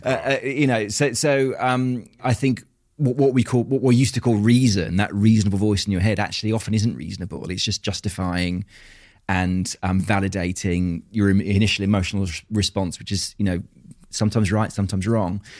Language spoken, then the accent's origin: English; Tunbridge Wells, South East England, United Kingdom; also born or lived in Australia; I was brought up in Tunbridge Wells in Kent